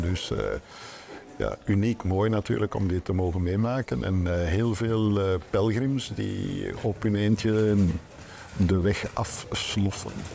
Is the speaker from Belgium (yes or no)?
yes; Antwerp, Flanders, Belgium; nog altijd in het ouderlijk huis, waar eh, mijn vader eh, begonnen is, eh, waar ik geboren ben.